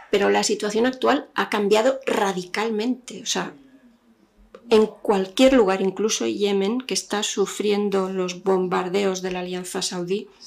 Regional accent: Algeria; Yo crecí en Argelia. En los años 70 había una prensa eh, única, uniforme, que contaba lo que el régimen quería.

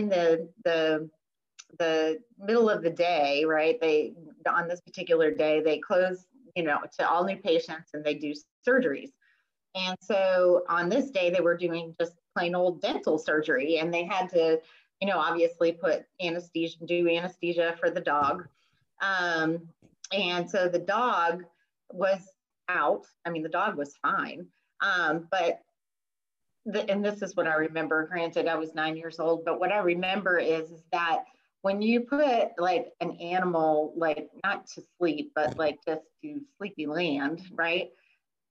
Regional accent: New England, United States; now in Midlothian, United States; I did grow up in New England

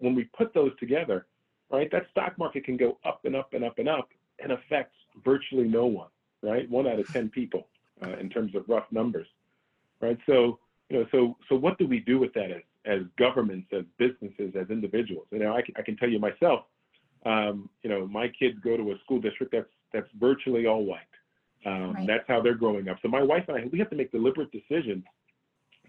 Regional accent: United States; I'm an American. I was born and raised here in the US

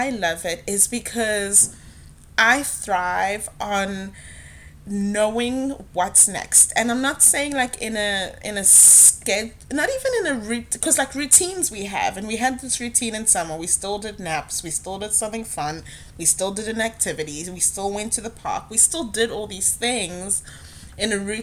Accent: South Africa; now in United States; back home growing up in South Africa

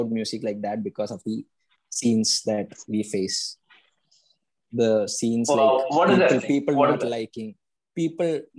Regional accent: Kerala, India; also born or lived in Bangalore; We are from Kerala and Bangalore

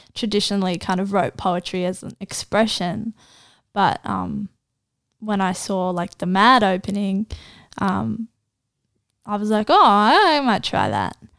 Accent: Gosford, New South Wales, Australia; also born or lived in Israel; I was born in Gosford

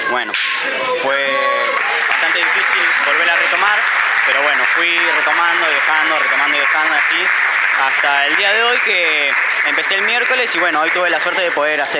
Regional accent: Longchamps, Buenos Aires Province, Argentina; tengo 15 años, soy de Loncham

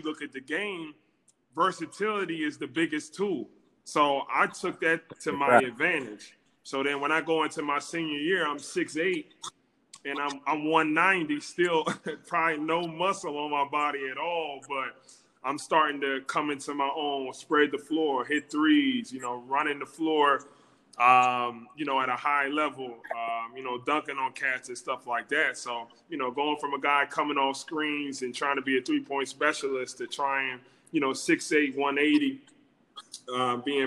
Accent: New Jersey, United States; moved away as an adult; now in Pennsylvania, United States; I'm from New Jersey, born and raised

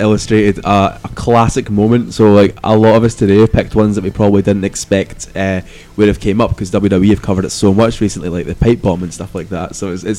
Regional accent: Scotland, United Kingdom; as a Scotsman

